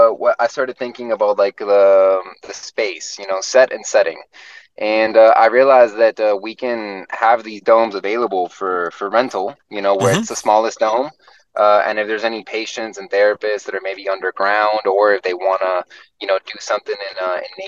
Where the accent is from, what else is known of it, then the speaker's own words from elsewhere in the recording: Florida, United States; also born or lived in Puerto Rico; I was born in Puerto Rico, but I grew up in Florida